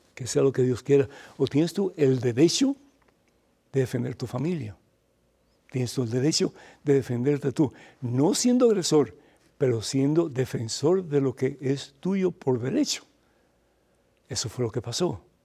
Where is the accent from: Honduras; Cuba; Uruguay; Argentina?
Cuba; para nosotros en Cuba fregar es limpiar los trastes